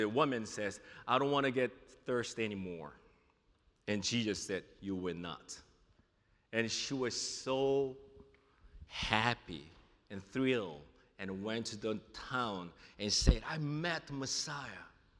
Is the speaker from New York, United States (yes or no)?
yes; New York City, New York, United States; also born or lived in South Korea; now in Junction City, United States; I'm from New York City. I was born in South Korea and moved to New York City and lived there for a while